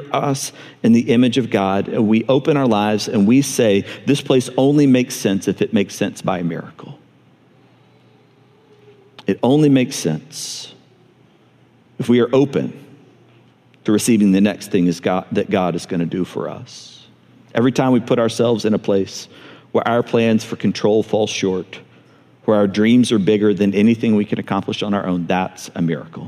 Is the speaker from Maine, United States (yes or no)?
no; Montgomery, Alabama, United States; moved away; I grew up in Montgomery